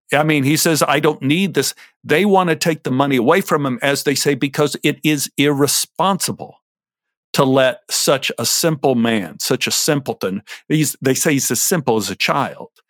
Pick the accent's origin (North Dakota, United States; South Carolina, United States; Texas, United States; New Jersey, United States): Texas, United States; Dallas; When I was a little boy growing up in Oak Cliff